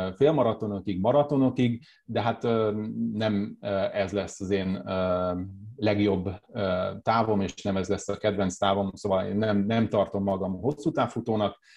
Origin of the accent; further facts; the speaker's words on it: Hódmezővásárhely, Csongrád-Csanád, Hungary; also born or lived in Szeged; én hódmezővásárhelyi vagyok, ott fociztam hosszú éveken keresztül